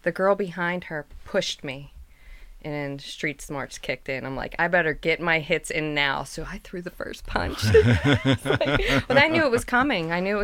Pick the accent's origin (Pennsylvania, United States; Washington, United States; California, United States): Pennsylvania, United States; Pittsburgh; a lot of my friends growing up in the North Side